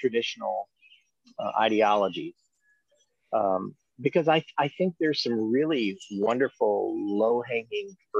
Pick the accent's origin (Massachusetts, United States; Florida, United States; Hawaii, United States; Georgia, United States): Georgia, United States; now in Wisconsin, United States; I was raised in Georgia. I live up here in Wisconsin now